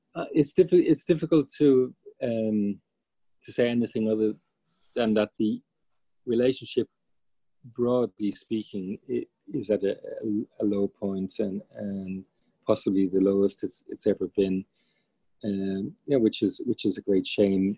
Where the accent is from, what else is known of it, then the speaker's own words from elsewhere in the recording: Ireland; moved away as an adult; now in United States; as an Irish person